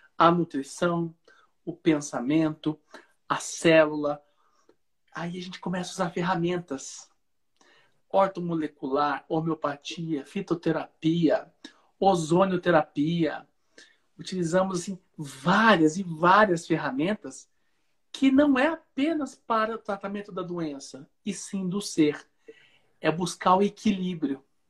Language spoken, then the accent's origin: Portuguese; Piracicaba, São Paulo, Brazil; now in Uberlândia, Brazil; eu sou de Piracicaba, no interior de São Paulo, e vim para Minas Gerais, onde eu resido. A cidade chama Uberlândia, no Triângulo Mineiro